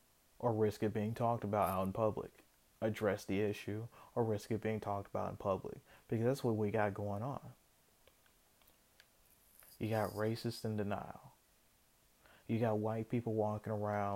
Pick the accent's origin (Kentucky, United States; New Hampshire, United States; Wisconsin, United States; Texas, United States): Kentucky, United States; I was born in Kentucky